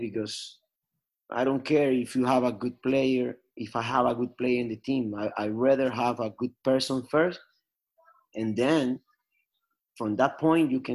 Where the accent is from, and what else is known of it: Venezuela; moved away